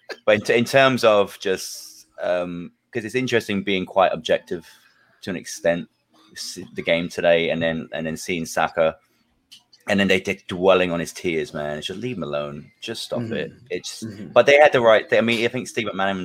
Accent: England, United Kingdom; now in New Orleans, United States; I've also got Italian in-laws back home, in England

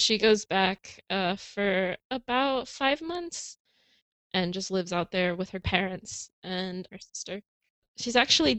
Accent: California, United States; I'm originally from California, but when we moved out here, I kind of lost a lot of touch with my Hispanic family.

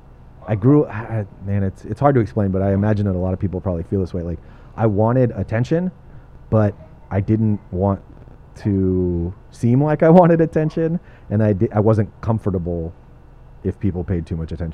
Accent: Torrance, California, United States; also born or lived in Redondo Beach / Lomita; I'm a South Bay kid. I was born in Torrance. I grew up in Torrance and Redondo Beach

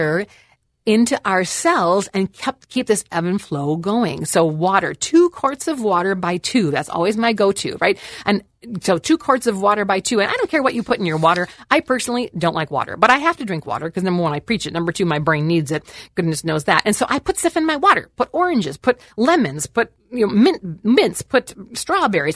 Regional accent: Wisconsin, United States; I am from Wisconsin, moo, okay, land of the cows

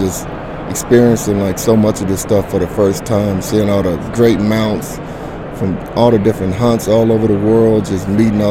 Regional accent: Arkansas, United States; moved away as an adult; also born or lived in California; I'm from Arkansas originally. Joined the Marine Corps at age 17, stationed out in California

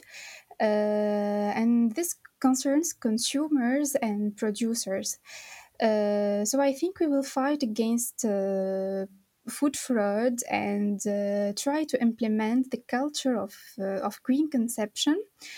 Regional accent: Tunis, Tunis Governorate, Tunisia; from Tunis, Tunisia

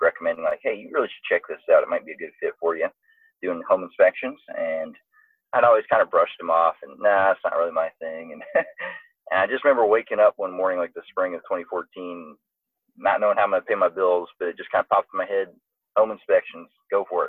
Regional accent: Atlanta, Georgia, United States; also born or lived in Maryland; I was from Atlanta

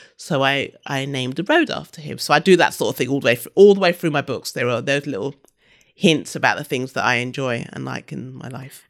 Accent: London, United Kingdom; also born or lived in Brighton / Leeds / Sydney; I grew up in London, I'm from London and, you know, London's my home city

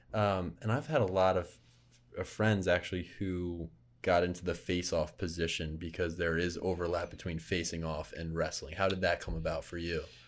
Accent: Philadelphia, Pennsylvania, United States; moved away; Philly, my hometown

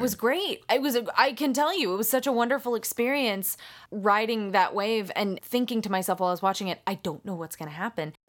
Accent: United States; I'm American

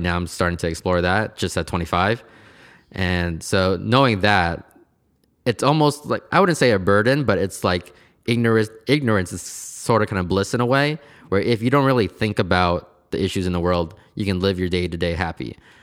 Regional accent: Portland, United States; I was born here in Portland, and I've pretty much have been here my whole entire life

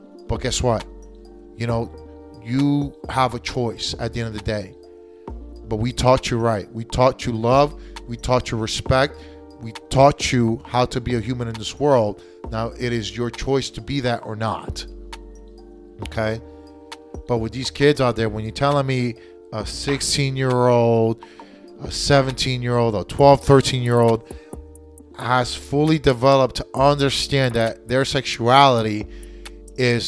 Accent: United States; I was born in the United States. I was raised in the United States. I speak American.

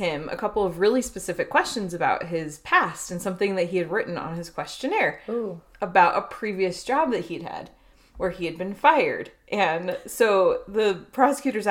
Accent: Chino Hills, California, United States; I grew up in Chino, California. Well, Chino Hills, California, which is attached to Chino, California

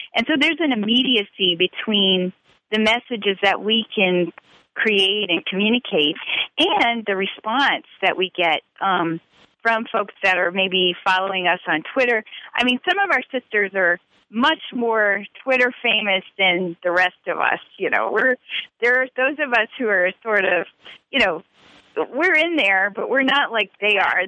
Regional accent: Louisiana, United States; also born or lived in Italy; I'm from Louisiana

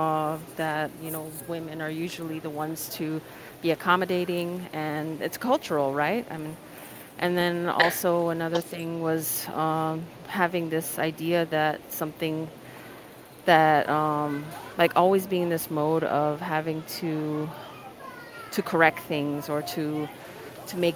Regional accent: Hawaii, United States; I'm an indigenous culture in Hawaii, I'm Hawaiian

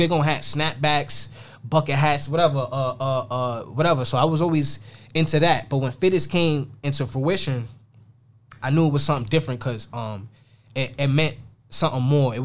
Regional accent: New York City, New York, United States; I'm a nobody from Queens.

